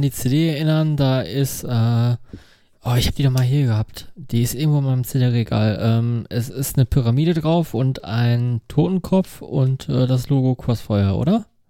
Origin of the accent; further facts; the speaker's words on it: Dinslaken, North Rhine-Westphalia, Germany; quasi aus meiner Heimatstadt